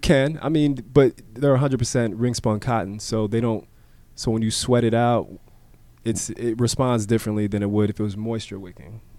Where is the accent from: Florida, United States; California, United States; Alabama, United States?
Florida, United States; Miami; growing up in Miami